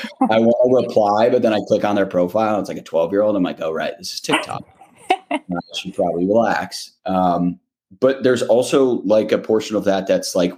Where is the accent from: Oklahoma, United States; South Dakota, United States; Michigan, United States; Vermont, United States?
Michigan, United States; moved away as an adult; also born or lived in New York; coming back home to Michigan and just kind of like walking around my hometown